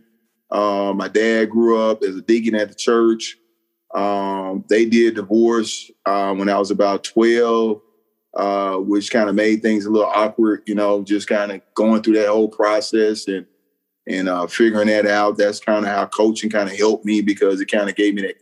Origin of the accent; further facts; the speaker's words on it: Memphis, Tennessee, United States; moved away as an adult; also born or lived in Arkadelphia, Arkansas; now in North Carolina, United States; I'm from Memphis, Tennessee, born and raised there.